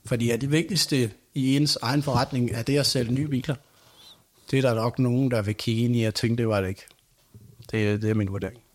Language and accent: Danish; Nykøbing Falster, Zealand, Denmark; now in Næstved, Denmark; jeg er fra Nykøbing Falster og Rinde. Øh, I Nykøbing øh, kender jeg jo rigtig mange, for der er vokset op